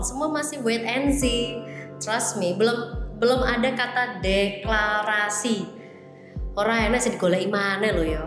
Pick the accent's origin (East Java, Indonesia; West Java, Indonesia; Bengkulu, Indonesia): East Java, Indonesia; Surabaya; sebagai warga Surabaya